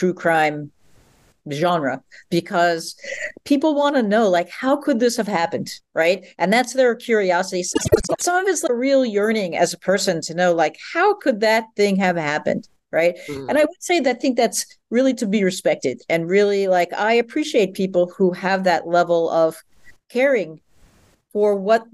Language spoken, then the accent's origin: English; New York, United States; growing up in New York, being in New York for most of my adult life